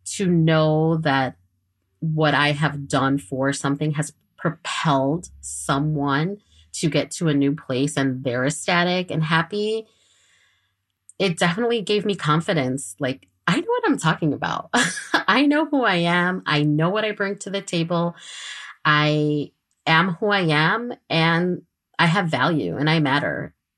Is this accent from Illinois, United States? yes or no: yes; Chicago, Illinois, United States; I am from Chicago. I am a Chicago native